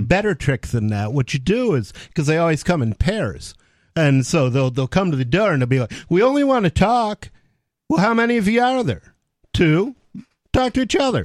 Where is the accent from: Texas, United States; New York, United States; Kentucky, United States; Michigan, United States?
Michigan, United States; Detroit; I come from Detroit